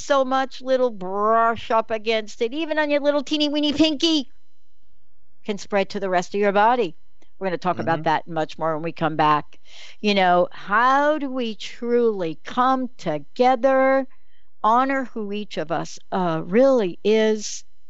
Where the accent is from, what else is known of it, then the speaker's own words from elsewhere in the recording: New Jersey, United States; moved away; growing up in New Jersey